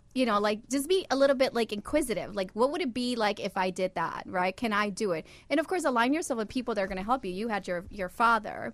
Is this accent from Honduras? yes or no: yes; Honduras; I'm from Honduras